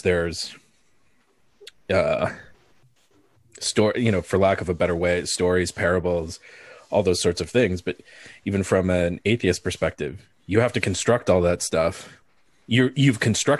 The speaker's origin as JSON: {"language": "English", "country": "Philippines", "moved": "yes", "said": "I'm from the Philippines"}